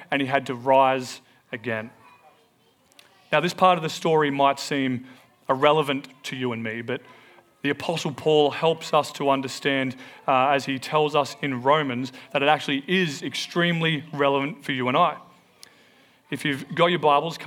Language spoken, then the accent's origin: English; Melbourne, Victoria, Australia; also born or lived in New Zealand; we moved from New Zealand back to Melbourne